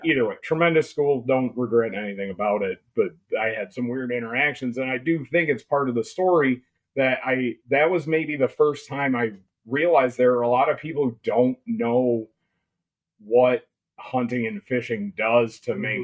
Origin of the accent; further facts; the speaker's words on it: Ludington, Michigan, United States; also born or lived in Mecosta County, Michigan / Ann Arbor, Michigan; I grew up in Ludington